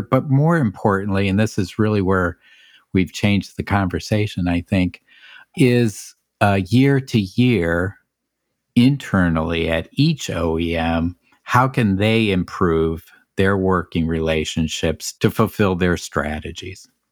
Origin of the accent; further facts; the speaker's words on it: Canton, Ohio, United States; I grew up in Canton, Ohio